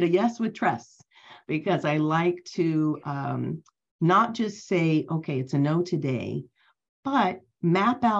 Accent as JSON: {"language": "English", "town": "Cincinnati", "region": "Ohio", "country": "United States", "moved": "as an adult", "lives_now": "Los Angeles, United States", "said": "I am originally from Cincinnati, Ohio, which is in the Midwest."}